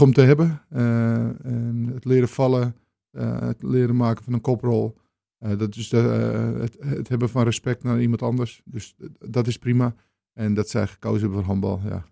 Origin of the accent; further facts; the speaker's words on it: Amsterdam, North Holland, Netherlands; moved away as an adult; now in Purmerend, Netherlands; Ik kom zelf uit de Jordaan in Amsterdam. En ehm, ik eh, woon sinds 1999, 1990 eh, in Purmerend